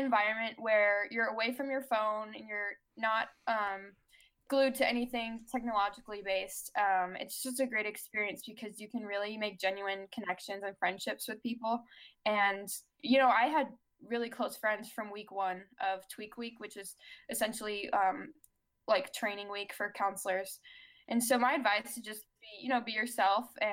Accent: Chicago, Illinois, United States; I'm from Chicago

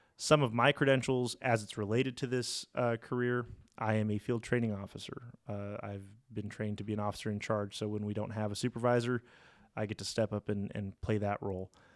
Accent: La Mirada, California, United States; I am a local kid. I, I grew up in La Mirada, went to La Mirada High School

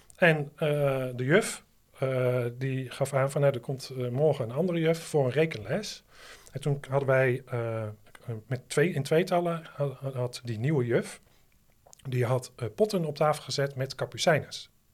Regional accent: Netherlands; als Nederlander

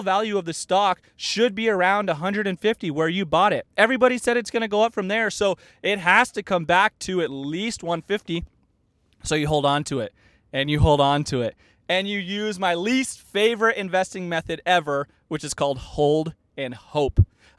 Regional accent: Arizona, United States; But I mean, the Diamondbacks were in there, which I grew up in Arizona.

